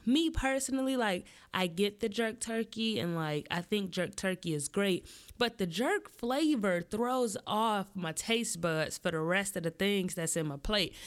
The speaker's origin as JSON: {"language": "English", "region": "Midwest", "country": "United States", "tie": "born or raised there", "said": "I'm born and raised in the Midwest"}